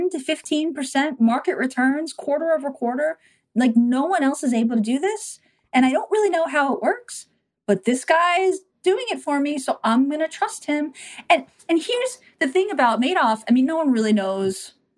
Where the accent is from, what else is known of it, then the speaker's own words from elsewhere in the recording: New York City, New York, United States; I grew up in New York City. I took the local bus to high school